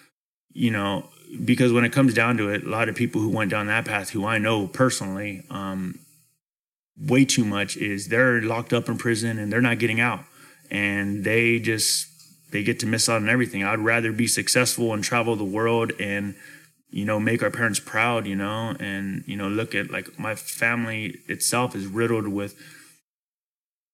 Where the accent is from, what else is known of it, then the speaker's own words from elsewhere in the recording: Fresno, California, United States; also born or lived in Clovis; growing up in Southeast Fresno and that culture